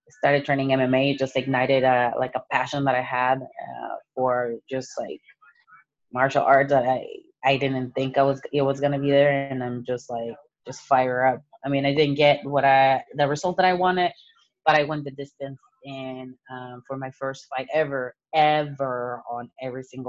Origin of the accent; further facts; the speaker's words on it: Mexico; now in United States; born and raised in Mexico, and I came to the United States as an immigrant.